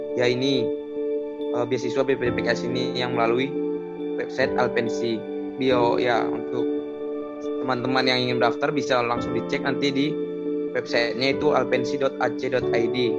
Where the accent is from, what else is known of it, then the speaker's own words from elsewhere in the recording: Tualang, Riau, Indonesia; moved away; asalnya dari Riau, tepatnya dari Tualang.